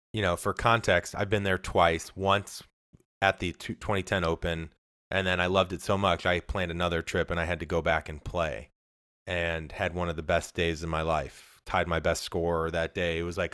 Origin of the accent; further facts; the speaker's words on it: St. Louis, Missouri, United States; And I'm from St. Louis.